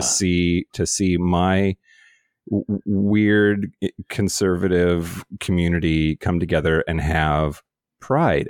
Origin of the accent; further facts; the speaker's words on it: Zillah, Washington, United States; my hometown of Zillow, Washington